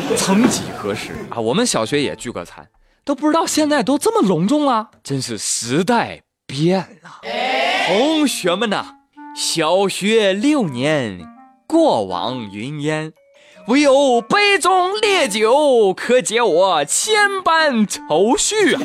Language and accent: Chinese; China; 我们中国人